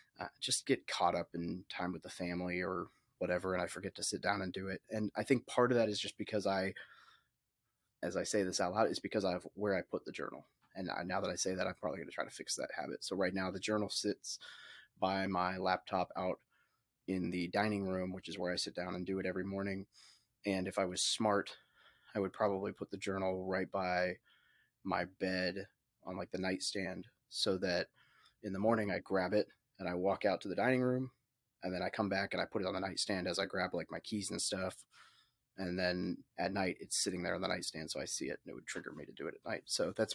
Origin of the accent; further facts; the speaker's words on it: Little Rock, Arkansas, United States; I grew up in Little Rock, Arkansas, or outside of Little Rock, Arkansas